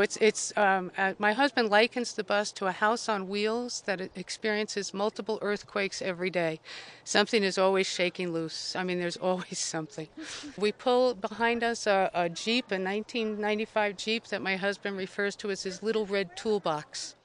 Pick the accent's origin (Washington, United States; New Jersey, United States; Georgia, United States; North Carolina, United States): New Jersey, United States; Ridgewood; I am from Ridgewood, New Jersey